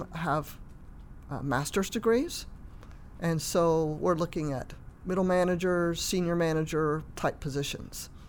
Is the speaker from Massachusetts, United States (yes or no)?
no; San Francisco Bay Area, South Bay, Silicon Valley, California, United States; moved away as an adult; now in Southern California, United States; I'm from the San Francisco Bay Area